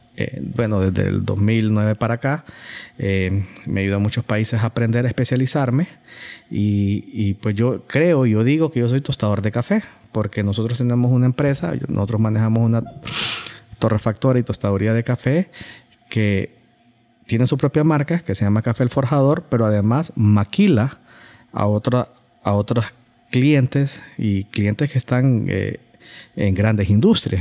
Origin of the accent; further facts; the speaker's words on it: Honduras; como hondureños